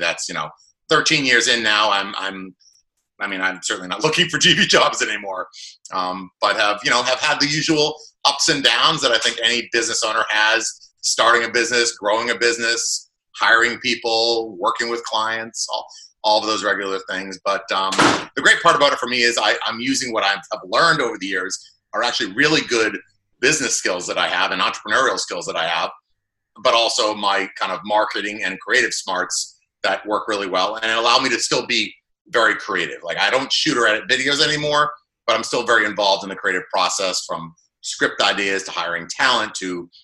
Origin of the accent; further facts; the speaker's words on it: Boston, Massachusetts, United States; moved away as an adult; now in New Jersey, United States; I grew up in the Boston area